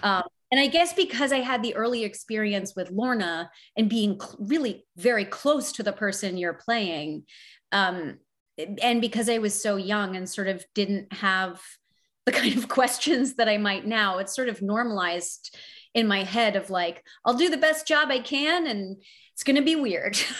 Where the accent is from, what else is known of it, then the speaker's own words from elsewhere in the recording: Canada; the sort of canadian side of that is important because we're like you but we're not you.